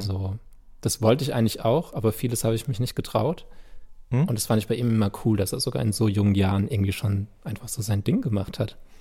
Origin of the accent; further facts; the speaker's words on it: Landau, Rhineland-Palatinate, Germany; first language German; an Gottramstein, wo ich aufgewachsen bin